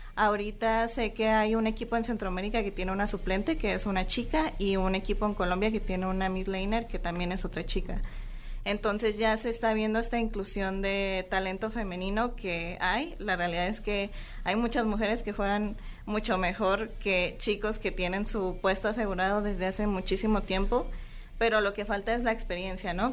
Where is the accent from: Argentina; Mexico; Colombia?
Mexico; nosotras que somos las mexicanas